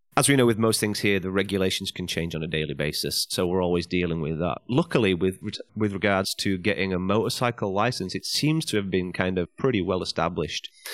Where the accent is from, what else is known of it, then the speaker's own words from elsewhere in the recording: England, United Kingdom; moved away as an adult; now in China; go back to England, get my, get my home country license